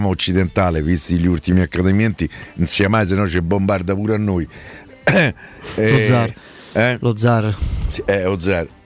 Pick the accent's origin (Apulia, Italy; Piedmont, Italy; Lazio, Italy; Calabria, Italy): Lazio, Italy; Rome; Io, io gli offro anche Roma, mi rendo conto che da romano no, eh, può sembrare.